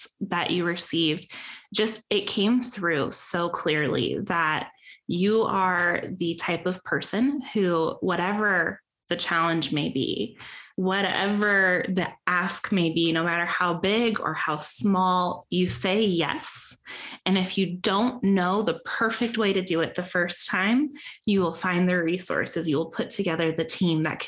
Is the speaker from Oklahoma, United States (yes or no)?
no; Peoria, Arizona, United States; I grew up in Peoria Unified